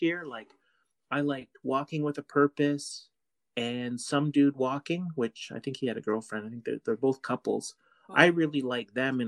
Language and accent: English; Canada; we're from Canada